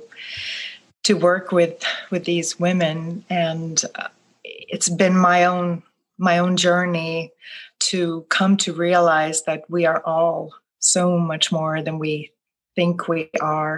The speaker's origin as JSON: {"language": "English", "town": "Gothenburg", "region": "Västra Götaland", "country": "Sweden", "tie": "born or raised there", "also_born_or_lived": "New York City", "second_language": "English", "moved": "as an adult", "lives_now": "New Orleans, United States", "said": "I live in the United States now, in New Orleans, but I was born and raised in Gothenburg, Sweden."}